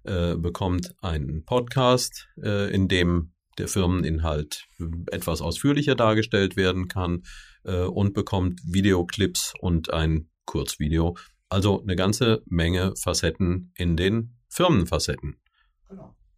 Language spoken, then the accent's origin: German; Rhineland, Germany; als ebenfalls Rheinländer